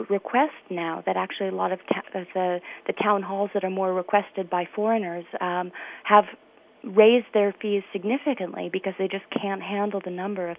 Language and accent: English; Washington, District of Columbia, United States; moved away as an adult; now in Italy; planned the entire thing from Washington, D.C., my hometown.